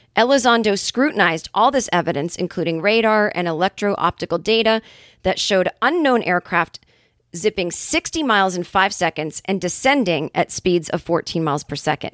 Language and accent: English; Boston, Massachusetts, United States; now in California, United States; my hometown of Boston, Massachusetts.